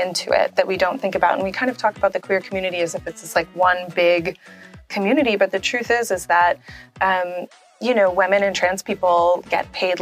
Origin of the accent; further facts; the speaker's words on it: New Orleans, Louisiana, United States; I'm from New Orleans in the United States